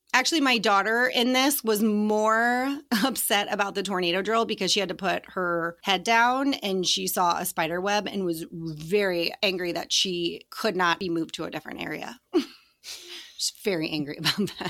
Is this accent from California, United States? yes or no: no; Colorado, United States; I grew up in Colorado.